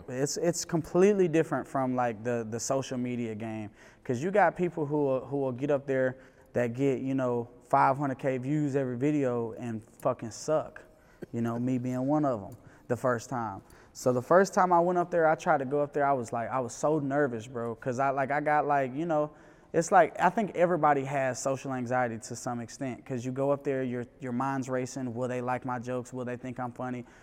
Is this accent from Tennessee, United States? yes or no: yes; Memphis, Tennessee, United States; also born or lived in New York; now in Atlanta, United States; I'm from Memphis